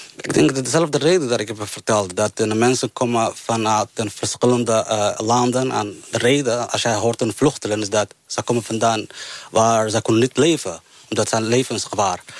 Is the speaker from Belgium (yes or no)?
no; Somalia; Dutch is a second language; now in Netherlands; Ik kom uit Somalië